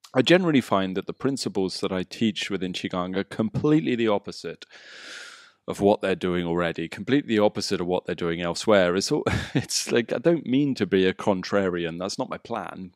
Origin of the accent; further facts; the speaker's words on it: England, United Kingdom; moved away as an adult; now in Bali, Indonesia; Growing up in England